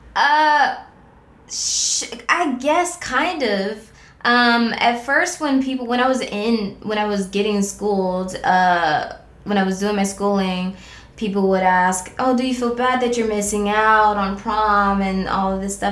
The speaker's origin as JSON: {"language": "English", "town": "Cleveland", "region": "Ohio", "country": "United States", "moved": "yes", "said": "I'm from Cleveland."}